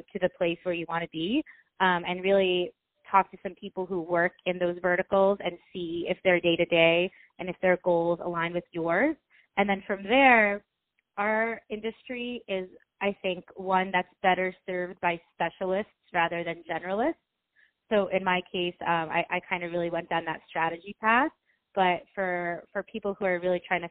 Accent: United States; also born or lived in Ukraine; I was born in Ukraine. My family, we immigrated to America when I was about 4 years old

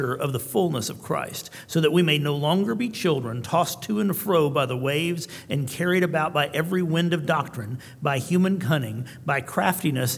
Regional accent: Tullahoma, Tennessee, United States; I'm from Tullahoma, which is a small town in Tennessee

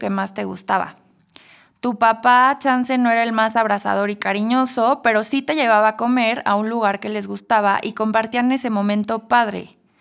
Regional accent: Mexico; Como buenos mexicanos

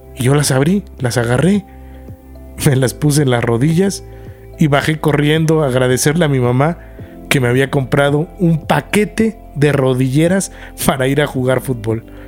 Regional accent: Querétaro, Mexico; moved away; also born or lived in Mexico City; De niño, cuando yo en Querétaro, nos íbamos a San Miguel de Allende o a Tequisquiapan y montaba caballos

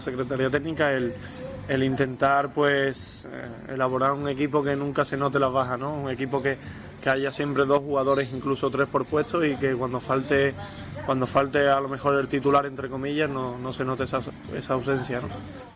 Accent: Seville, Andalusia, Spain; orgulloso de ser sevillano y sevillista

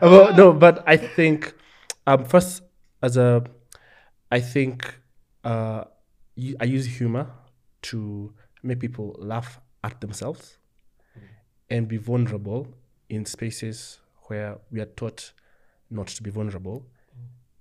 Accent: Nyeri, Nyeri County, Kenya; now in Nairobi, Kenya; I grew up in Nyeri and I came to Nairobi

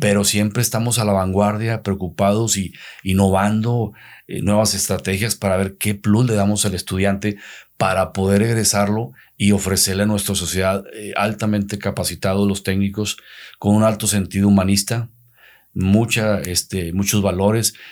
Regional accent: Santiago, Nuevo León, Mexico; also born or lived in Ciudad Acuña, Coahuila; puse otra funeraria en el municipio de Santiago, donde es mi, mi tierra natal

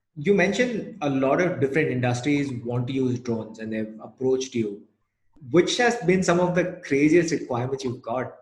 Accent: Chennai, Tamil Nadu, India; now in Gurgaon, India; I'm from Chennai

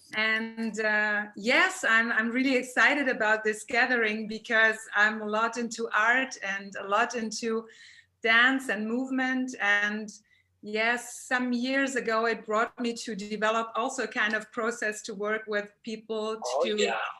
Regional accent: Germany; also born or lived in Freiburg; from uh, Germany. I'm living in southern Germany, Freiburg

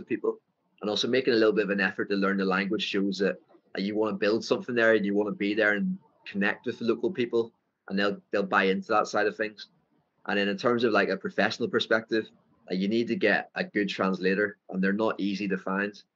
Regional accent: Ireland; accent: thick Irish; moved away as an adult; now in Phuket, Thailand; My Irish, my thick Irish accent

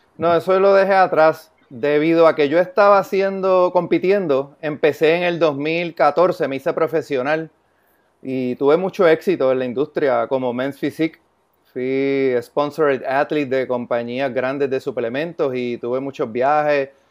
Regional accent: San Lorenzo, Puerto Rico; yo soy de San Lorenzo, Puerto Rico

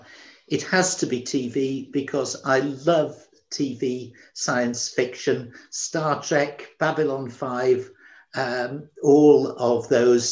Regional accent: Manchester, North West England, United Kingdom; now in Wales, United Kingdom; I was brought up in Manchester

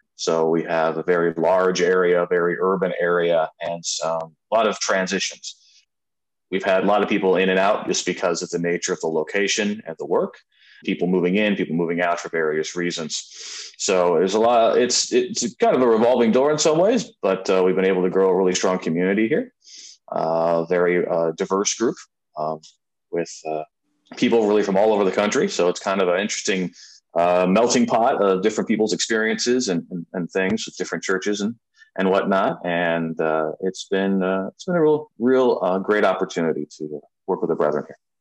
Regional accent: Rockford, Illinois, United States; moved away as an adult; also born or lived in Madison, Wisconsin / Norwalk, Ohio; now in Venice, United States; I'm from Northern Illinois, town called Rockford, Illinois

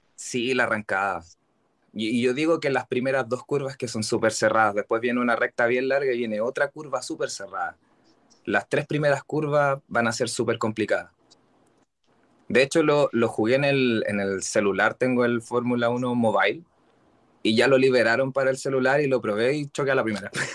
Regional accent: Santiago, Santiago Metropolitan Region, Chile; vivo en Santiago, acá en Chile. Soy totalmente capitalino

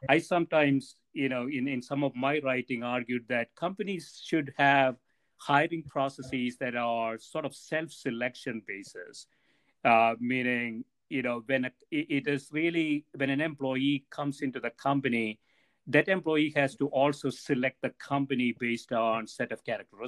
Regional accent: Corvallis, Oregon, United States; I said, "I'm from Corvallis, Oregon."

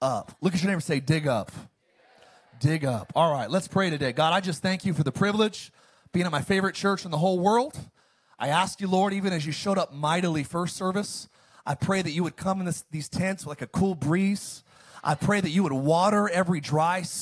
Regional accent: Antelope Valley, California, United States; moved away; I grew up in the high desert. I grew up in the Antelope Valley

